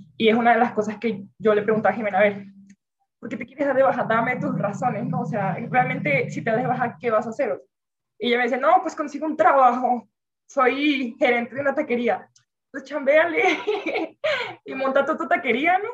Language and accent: Spanish; Venezuela; moved away; yo vengo de Venezuela